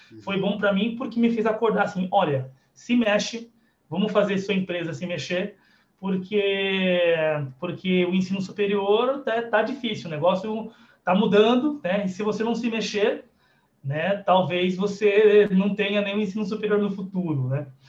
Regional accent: Guarulhos, São Paulo, Brazil; eu sou daqui de Guarulhos

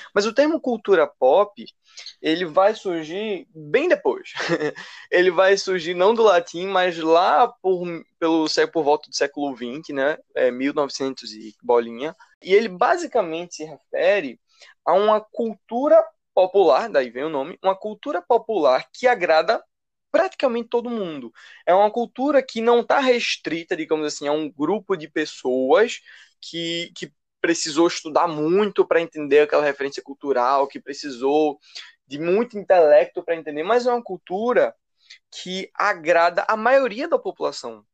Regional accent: Recife, Pernambuco, Brazil; sou aqui do Recife também

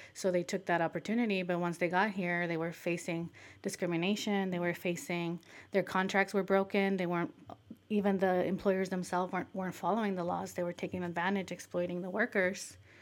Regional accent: Michoacán, Mexico; moved away

